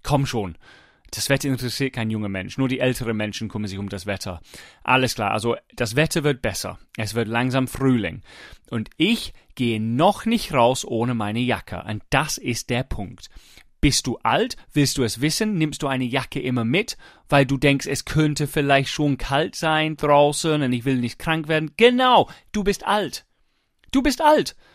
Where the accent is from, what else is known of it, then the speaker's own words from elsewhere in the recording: England, United Kingdom; ich versuche auch als Engländer in England, es gibt wenig sonnige Tage.